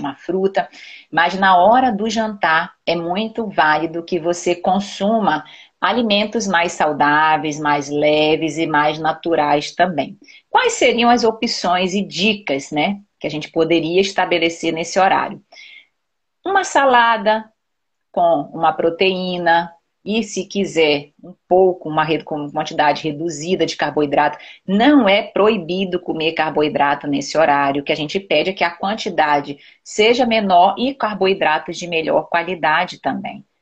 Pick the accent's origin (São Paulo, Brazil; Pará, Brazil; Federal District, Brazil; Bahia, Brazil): Pará, Brazil; Belém; Eu sou paraense, eu nasci em Belém, mas meu pai, é, a família do meu pai é toda do Ceará